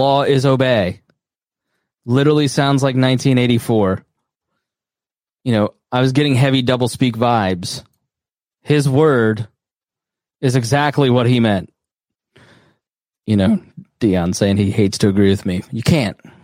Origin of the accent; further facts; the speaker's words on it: Plainfield, Indiana, United States; here in my hometown in Plainfield